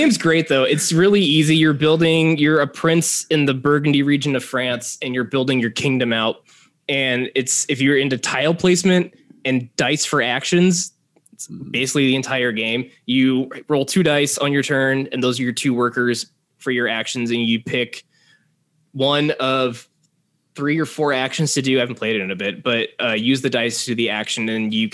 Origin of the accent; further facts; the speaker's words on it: Kansas, United States; moved away as an adult; now in Chicago, United States; I grew up in Kansas, but then my wife and I moved, well, then girlfriend, we moved to Chicago about 6 years ago